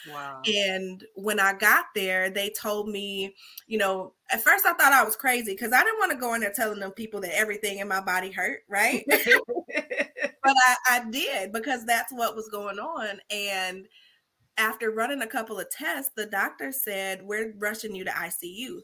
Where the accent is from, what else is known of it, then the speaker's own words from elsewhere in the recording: Chicago, Illinois, United States; Now I'm from Chicago